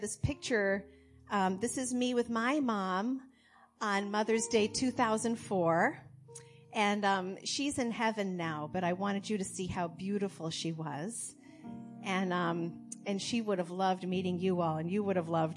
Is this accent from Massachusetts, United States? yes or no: yes; Massachusetts, United States; I was raised here in Massachusetts